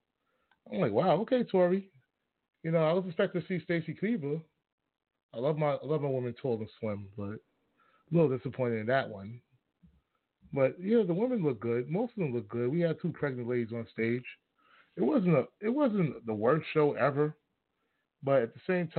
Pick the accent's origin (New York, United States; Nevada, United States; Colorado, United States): New York, United States; I grew up in New York